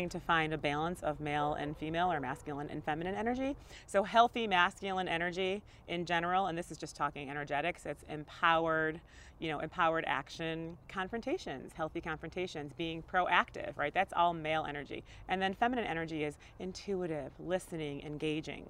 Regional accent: Syracuse, New York, United States; I was born in Syracuse, New York.

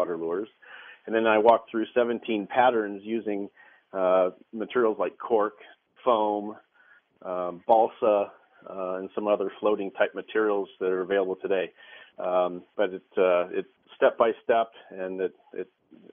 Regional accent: Midwest, United States; moved away; I grew up in the Midwest, and we had a farm pond on our property

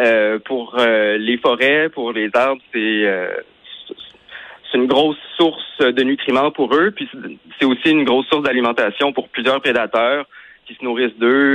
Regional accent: Quebec, Canada; chez nous au Québec

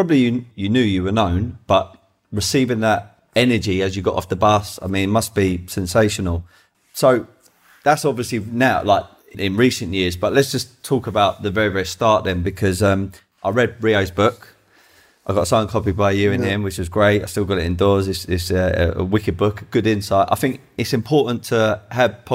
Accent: London, United Kingdom; I was from Tulsa originally near Brixton

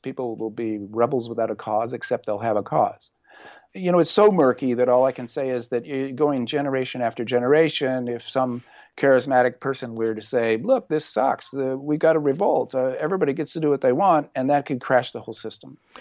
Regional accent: Orange County, California, United States; I grew up in Orange County, and really my salvation as a teenager was my love of body surfing

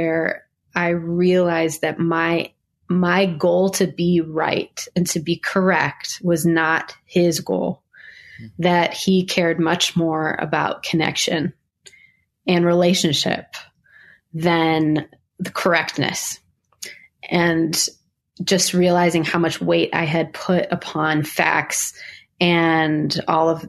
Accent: Niagara Falls, New York, United States; moved away; I grew up in Niagara Falls, New York

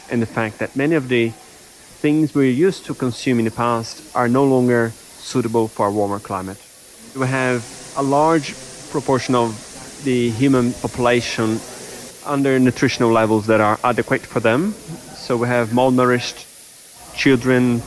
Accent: Brazil; moved away; I grew up in Brazil

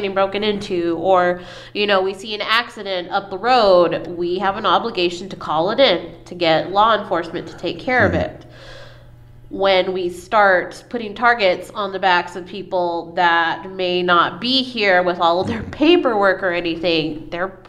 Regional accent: United States; somebody born in the United States that has parents born in the United States, grandparents that were here when Texas wasn't, you know, an actual state

